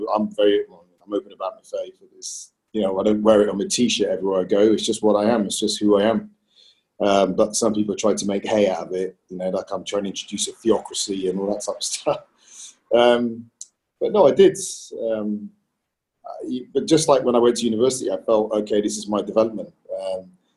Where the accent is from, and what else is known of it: Bristol, South West England, United Kingdom; born or raised there